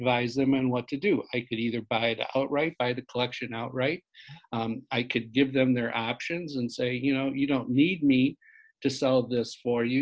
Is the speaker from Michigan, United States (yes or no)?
no; Joliet, Illinois, United States; I grew up in Joliet, Illinois, which is about 60 miles southwest of Chicago